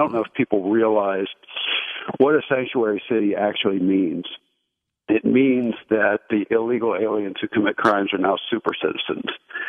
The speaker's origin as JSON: {"language": "English", "town": "Portland", "region": "Oregon", "country": "United States", "said": "Good. I'm the refugee from Portland, Oregon."}